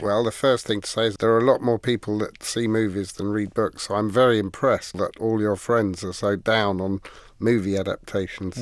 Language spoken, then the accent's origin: English; England, United Kingdom; Being English